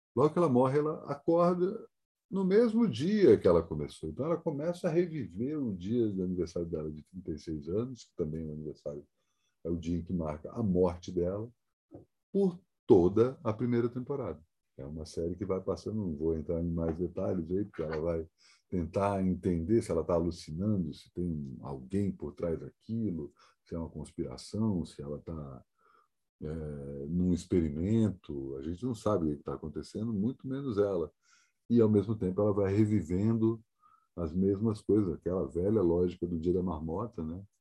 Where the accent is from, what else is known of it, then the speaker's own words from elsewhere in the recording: Brasília, Federal District, Brazil; moved away; minha cidade de natal